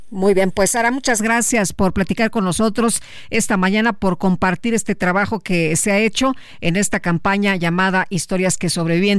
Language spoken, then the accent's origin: Spanish; Mexico